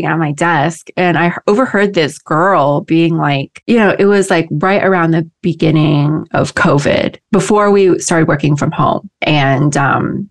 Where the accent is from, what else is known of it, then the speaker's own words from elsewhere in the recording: Midwest, United States; moved away; I grew up in the Midwest